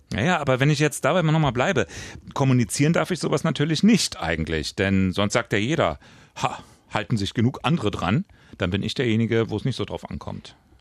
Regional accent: West Germany, Germany; Ich bin Wessi

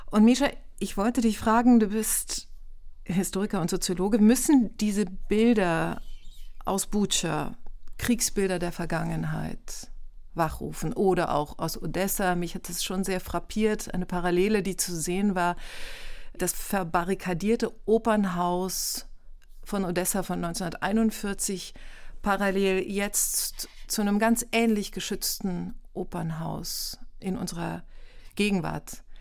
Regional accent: Germany; Ich ertappe mich selber und ich habe nie in der Ukraine gelebt. Ich bin in Deutschland aufgewachsen, aber habe eben familiäre Beziehungen dorthin

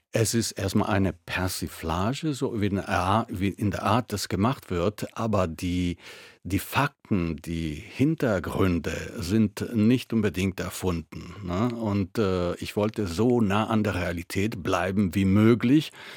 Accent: Italy; German is a second language; moved away as an adult; now in Germany; ich äh, bin Italiener äh, aus Geburt

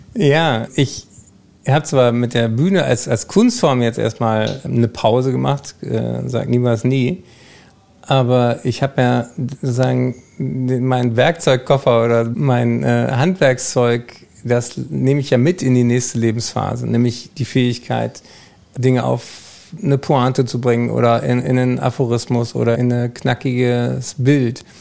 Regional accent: Germany; wir eigentlich als Deutsche

